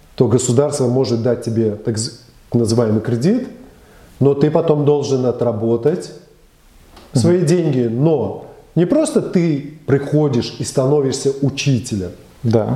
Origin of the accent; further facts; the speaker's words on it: Belarus; я родился в Советском Союзе